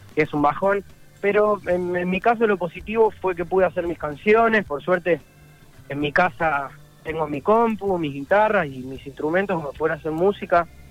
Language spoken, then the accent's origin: Spanish; Buenos Aires, Argentina; also born or lived in Rosario; nací en Buenos Aires, de todas maneras vamos mucho a Rosario desde siempre, tengo toda mi familia allá